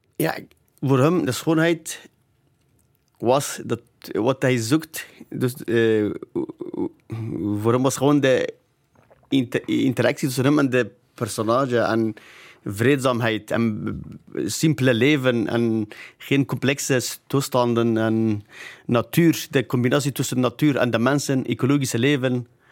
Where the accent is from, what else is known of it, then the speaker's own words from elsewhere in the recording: Zakho, Kurdistan Region, Iraq; now in Belgium; Ik ben van Zago, dus Zago dus een stad, het ligt aan de Turkse grens, in de provincie Duhok